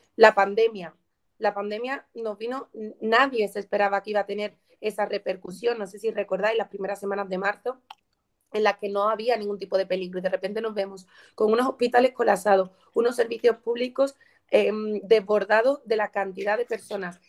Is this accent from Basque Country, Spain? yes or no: no; Écija, Andalusia, Spain; Écija, por ejemplo, mi pueblo